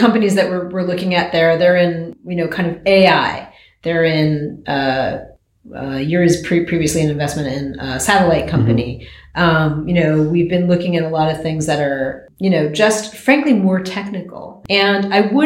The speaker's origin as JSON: {"language": "English", "country": "United States", "said": "I am American"}